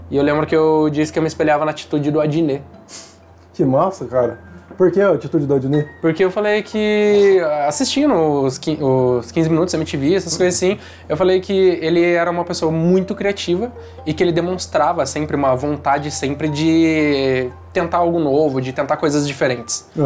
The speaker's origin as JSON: {"language": "Portuguese", "town": "Curitiba", "region": "Paraná", "country": "Brazil", "said": "Lá pra ele, eu sou curitibano, nem tenho amigo."}